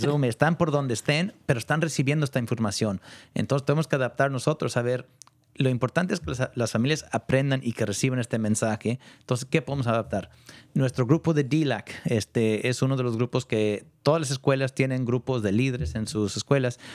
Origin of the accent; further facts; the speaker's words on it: Point Reyes, California, United States; yo nací en Ponreyes, allá un ranchito tan lejos de todo.